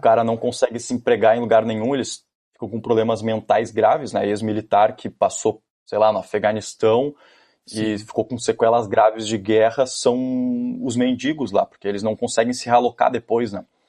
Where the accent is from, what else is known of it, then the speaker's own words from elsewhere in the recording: Rio Grande do Sul, Brazil; also born or lived in California, United States; Eu era o, um dos gaúchos